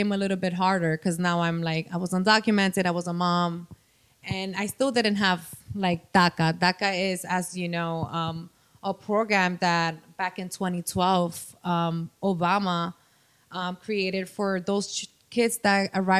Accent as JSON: {"language": "English", "country": "Dominican Republic", "accent": "Dominican", "moved": "yes", "lives_now": "United States", "said": "I'm from the Dominican Republic"}